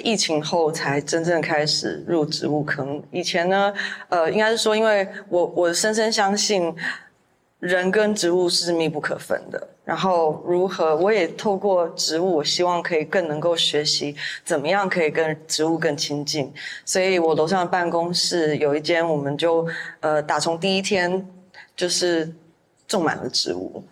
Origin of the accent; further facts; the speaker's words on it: Taiwan; moved away; 我想在台湾，我们每个乡市镇其实都有自己的特色